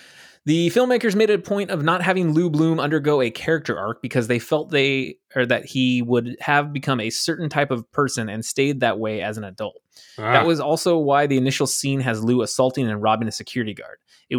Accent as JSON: {"language": "English", "region": "Buenos Aires", "country": "Argentina", "said": "I'm from Buenos Aires and I say kill them all."}